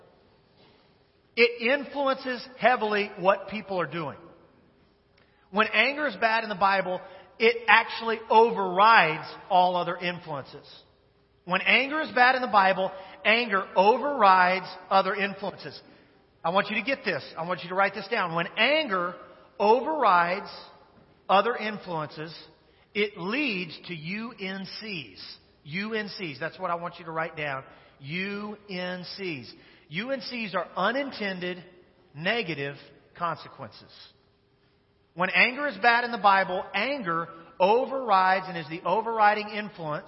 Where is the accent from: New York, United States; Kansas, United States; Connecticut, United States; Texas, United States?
Kansas, United States; Wichita; Wichita, Kansas, which is the greatest city in the United States of America, which is my hometown.